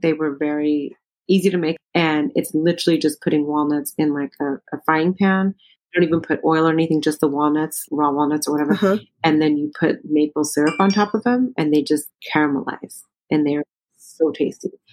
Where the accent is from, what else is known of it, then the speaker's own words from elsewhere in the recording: United States; also born or lived in Ethiopia; I'm Ethiopian American